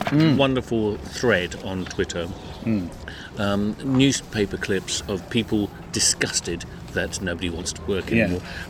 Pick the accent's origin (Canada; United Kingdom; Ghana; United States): United Kingdom; Forget the French. But I'm back. I'm British.